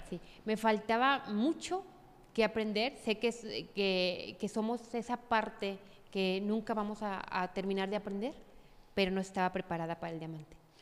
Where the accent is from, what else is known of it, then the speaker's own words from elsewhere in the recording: Tepatitlán de Morelos, Jalisco, Mexico; also born or lived in Mexico City; yo soy de aquí, de Tepatitlán, orgullosamente de Tepa